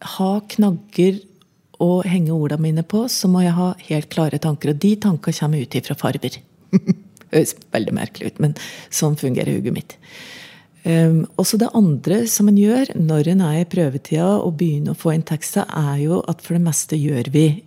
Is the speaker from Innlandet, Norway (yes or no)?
yes; Innlandet, Norway; accent: Innlandet dialect